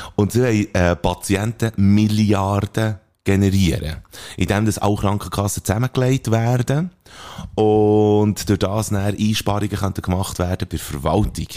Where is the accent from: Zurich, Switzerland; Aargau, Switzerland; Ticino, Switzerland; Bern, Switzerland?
Bern, Switzerland; als Berner, wo wir sind